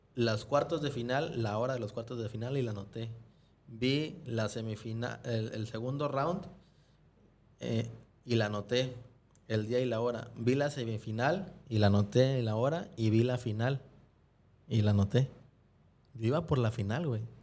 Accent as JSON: {"language": "Spanish", "country": "Mexico", "said": "fue la primera vez que yo salí de México"}